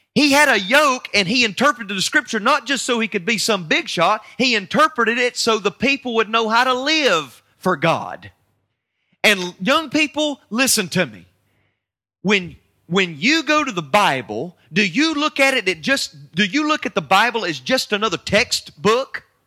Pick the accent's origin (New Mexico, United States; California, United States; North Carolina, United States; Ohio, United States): North Carolina, United States; I'm from North Carolina